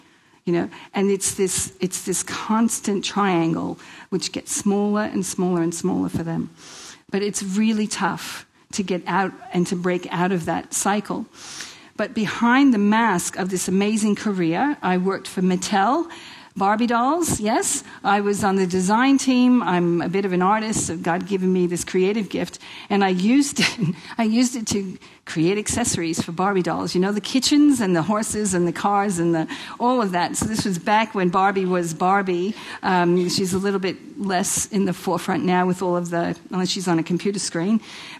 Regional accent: Queens, New York, United States; I grew up in Queens, New York, if you haven't already heard.

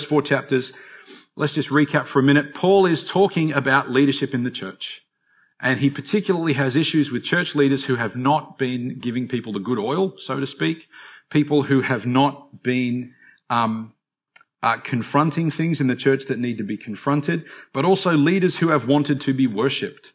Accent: Australia; as Australian Christians

